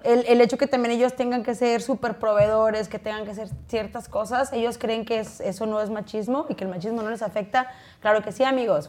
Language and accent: Spanish; Chihuahua, Mexico; yo no soy de rancho, pero mi familia, sus orígenes pues sí es de rancho, soy, de Chihuahua